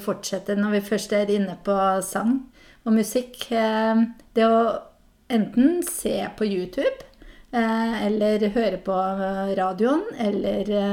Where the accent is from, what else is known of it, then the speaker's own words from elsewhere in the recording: Hedmark, Innlandet, Norway; accent: Hedmark dialect; now in Tananger, Norway; jeg er fra Hedmark